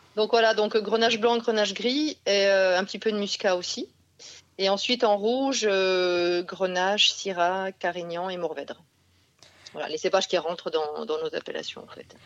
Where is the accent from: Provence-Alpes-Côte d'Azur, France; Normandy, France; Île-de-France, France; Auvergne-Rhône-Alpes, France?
Provence-Alpes-Côte d'Azur, France; Provence and Nîmes; moved away; on vient de, Provence et de Nîmes